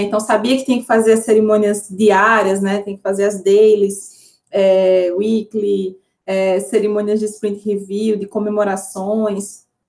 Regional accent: Northeast Region, Brazil; Eu venho do Nordeste

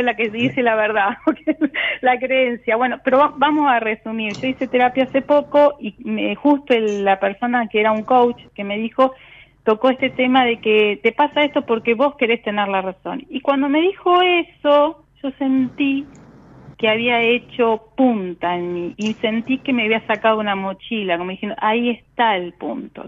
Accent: La Plata, Buenos Aires Province, Argentina; De La Plata

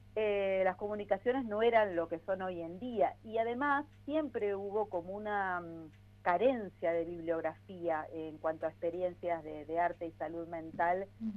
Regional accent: Patagonia, Argentina; also born or lived in Paris / Denmark / Buenos Aires; now in Bariloche, Argentina; yo soy patagónica, este, nací en la Patagonia

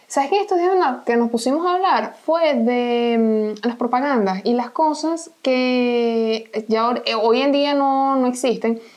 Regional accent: Venezuela; moved away

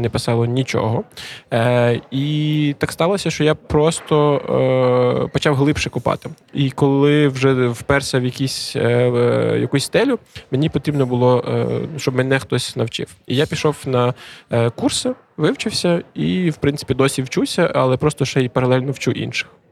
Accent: Lviv Oblast, Ukraine; moved away as an adult; now in Khortytsia, Ukraine; ми всі родом з Львівщини

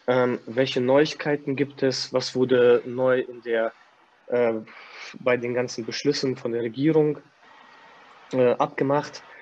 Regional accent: Kazakhstan; now in Germany; Ich komme aus Kasachstan. Alter, wir haben da in äh, wir sind auf Toilette gegangen und mussten uns in die Hocke setzen

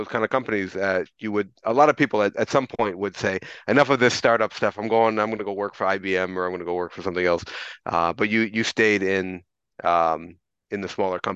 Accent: United States; now in Japan; as an American living in Japan

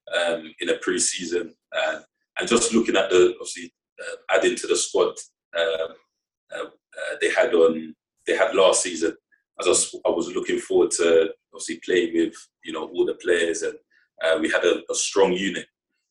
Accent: London, United Kingdom; moved away as an adult; also born or lived in Oxford / Scotland; now in Morecambe, United Kingdom; I grew up 5 minutes from the stadium. So that was kind of my hometown.

